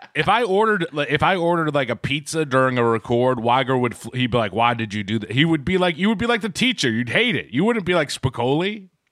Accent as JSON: {"language": "English", "town": "Quincy", "region": "Massachusetts", "country": "United States", "said": "I'm from Quincy, Mass."}